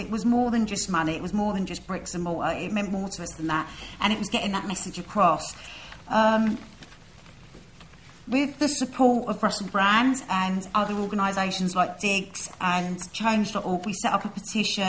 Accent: London, United Kingdom; Myself and many others have had the privilege of being born and growing up on the estate.

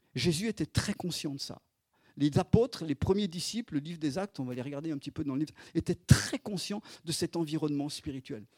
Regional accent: Isère, Auvergne-Rhône-Alpes, France; moved away as an adult; also born or lived in Chad / Grenoble / Lyon; on est dans l'Isère, on est revenu dans un petit bled, là où je suis né

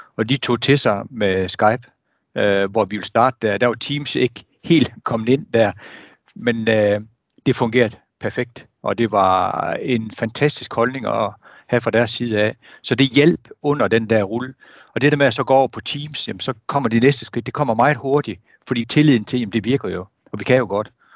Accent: Jutland, Denmark; nu er jeg jyde

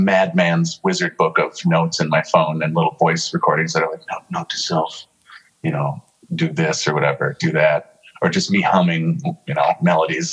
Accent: Brooklyn Center, Minnesota, United States; I'm from Brooklyn Center or Minneapolis

